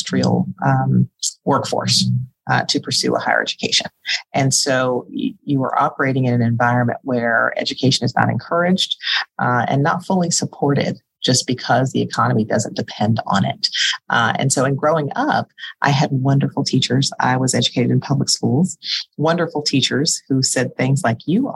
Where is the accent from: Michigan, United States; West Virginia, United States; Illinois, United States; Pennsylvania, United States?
West Virginia, United States; Southern; also born or lived in Springfield, Massachusetts; I grew up in Southern West Virginia. I am a quintessential coal miner's daughter. I was born in Springfield, Massachusetts, and my father relocated our family to Southern West Virginia